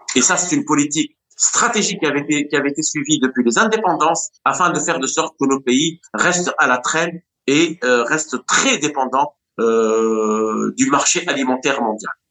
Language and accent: French; Tunisia; moi, tunisien